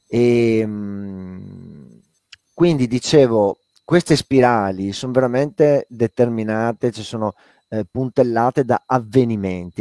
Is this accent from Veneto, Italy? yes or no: yes; Padua, Veneto, Italy; moved away as an adult; also born or lived in Lazio; io sono nato e vissuto a Padova, eh, però non parlo a dialetto veneto, i miei non han mai parlato perché non son veneti